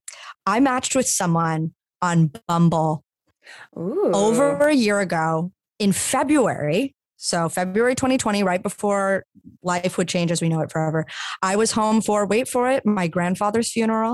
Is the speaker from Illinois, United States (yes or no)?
no; Lafayette, Louisiana, United States; moved away as an adult; now in New York, United States; I'm in Lafayette where I'm from.